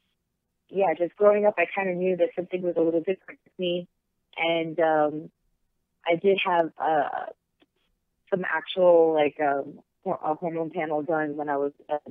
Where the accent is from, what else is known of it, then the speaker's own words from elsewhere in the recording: Miami, Florida, United States; moved away as an adult; now in Los Angeles, United States; I grew up in Miami